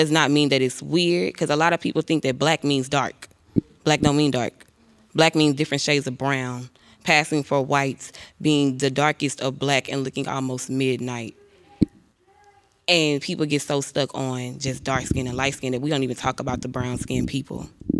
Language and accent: English; Paris, Texas, United States; I'm from East Texas, which is Paris, Texas, and I'm a psychology major.